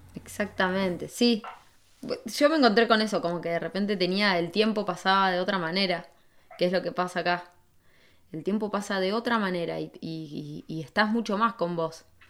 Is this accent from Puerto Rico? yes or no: no; San Martín, Argentina; moved away as an adult; also born or lived in Buenos Aires; en Buenos Aires viví 15 años, un montón. Había vivido lo, lo mismo más o menos que viví en, en San Martín, lo viví en Buenos Aires